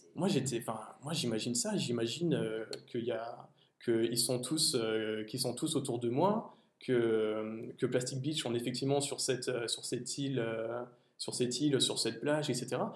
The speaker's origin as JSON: {"language": "French", "country": "France", "said": "en tant que Français"}